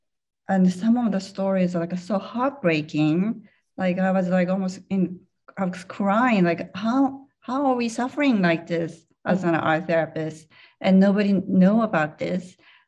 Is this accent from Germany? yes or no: yes; Germany; English is a second language; I'm from Germany. The other person was from Taiwan, blah, blah, blah.